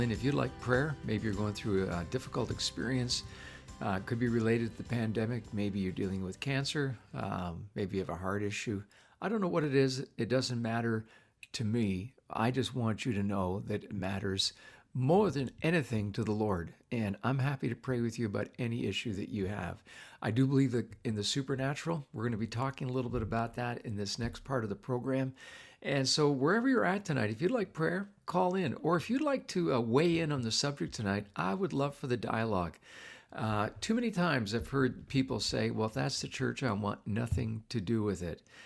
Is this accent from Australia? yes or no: no; Canada; I'm not an American, I'm a Canadian